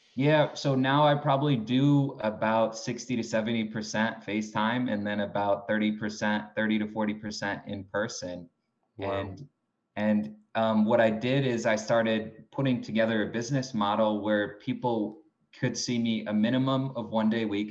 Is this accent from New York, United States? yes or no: yes; Binghamton, New York, United States; also born or lived in Palm Beach, Florida / Greenwich, Connecticut; I'm from Binghamton, New York